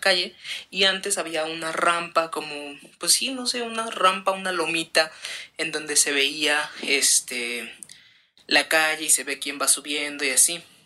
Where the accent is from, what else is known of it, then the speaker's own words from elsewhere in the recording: Veracruz, Mexico; nosotros somos de Veracruz